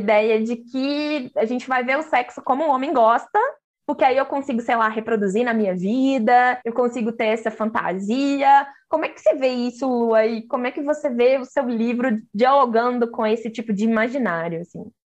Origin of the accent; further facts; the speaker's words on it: Minas Gerais, Brazil; eu sou mineira